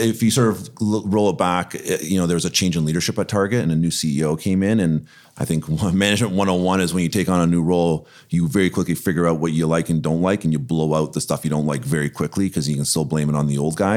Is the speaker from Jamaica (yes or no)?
no; Toronto, Ontario, Canada; born and raised in Toronto